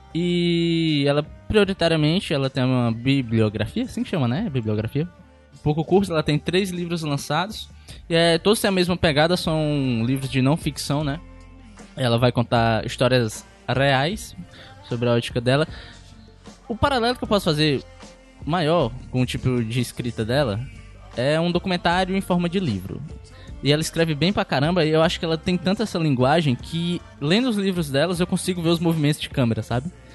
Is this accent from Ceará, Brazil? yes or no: yes; Pacatuba, Ceará, Brazil; eu não sou de Fortaleza, eu sou de Pacatuba. Em Pacatuba, às vezes, onde eu moro